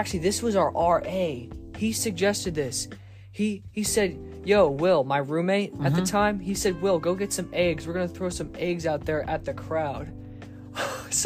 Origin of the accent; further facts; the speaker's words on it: Lancaster County, Pennsylvania, United States; I'm from Lancaster County, Pennsylvania